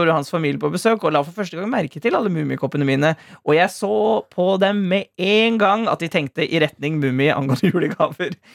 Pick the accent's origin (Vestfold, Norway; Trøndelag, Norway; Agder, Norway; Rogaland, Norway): Vestfold, Norway; Sandefjord; Jeg er jo fra Sandefjord! Hallo!